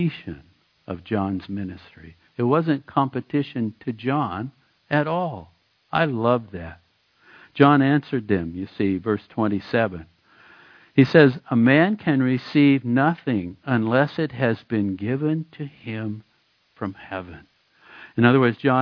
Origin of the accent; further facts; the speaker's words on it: Oregon, United States; moved away; I was born in Oregon.